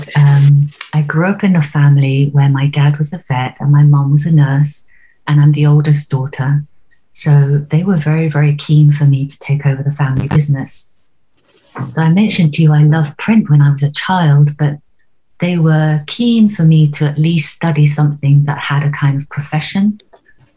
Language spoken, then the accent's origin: English; Oxford, South East England, United Kingdom; I grew up in Oxford